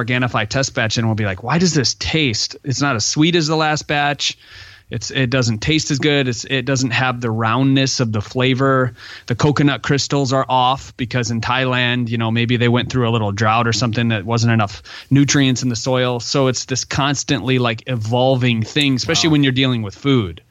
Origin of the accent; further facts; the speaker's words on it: Michigan, United States; I'm from Michigan